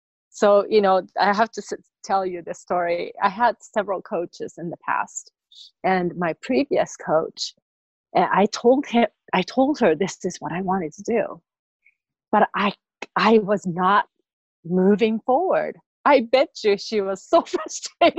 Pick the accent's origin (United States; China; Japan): Japan; moved away; I came from Japan